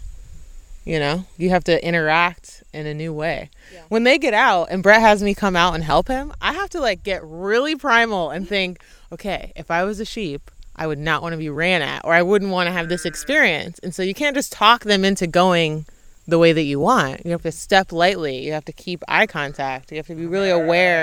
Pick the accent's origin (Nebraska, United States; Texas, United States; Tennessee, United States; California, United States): Tennessee, United States; Knoxville; I'm from Knoxville, Tennessee. And so when I was a kid, my grandmother's cousins had a chicken farm.